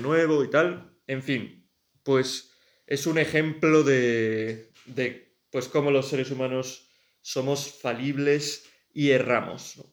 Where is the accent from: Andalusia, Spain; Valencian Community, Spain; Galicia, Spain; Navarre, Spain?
Navarre, Spain; Pamplona; also born or lived in Tudela; Pamplona, que es de donde yo soy y donde está mi familia